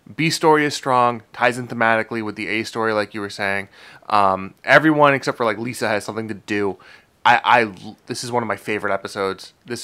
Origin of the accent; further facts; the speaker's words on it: Boston, Massachusetts, United States; I'm from Boston.